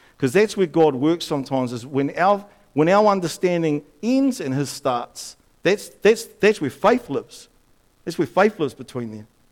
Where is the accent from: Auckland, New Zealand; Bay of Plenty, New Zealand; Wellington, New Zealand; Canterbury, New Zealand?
Wellington, New Zealand; Upper Hutt; when I grew up in Upper Hutt